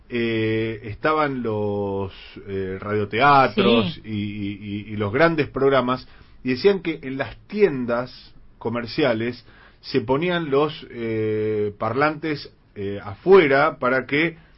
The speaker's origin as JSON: {"language": "Spanish", "town": "San Telmo", "region": "Buenos Aires", "country": "Argentina", "said": "de Santelmo, estudié comunicación en la UBA en los 90"}